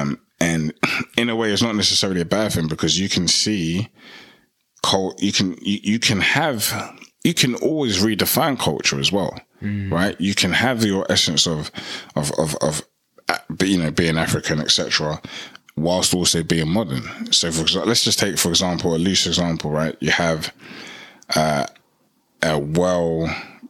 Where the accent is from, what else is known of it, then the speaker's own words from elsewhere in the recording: United Kingdom; I'm proud to be a British-born Ghanaian